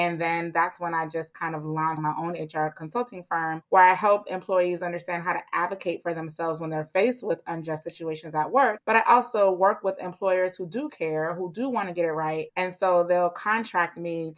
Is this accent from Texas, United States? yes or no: no; Miami, Florida, United States; moved away as an adult; now in Atlanta, United States; I'm originally from Miami, Florida